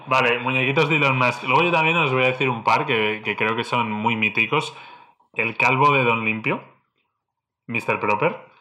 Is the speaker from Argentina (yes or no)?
no; Spain; En España somos más de, de Reyes Magos